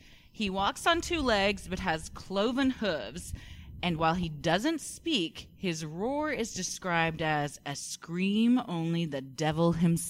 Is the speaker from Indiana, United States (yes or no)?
no; Fort Worth, Texas, United States; I grew up in Fort Worth, and we used to go to this area we called the Pipe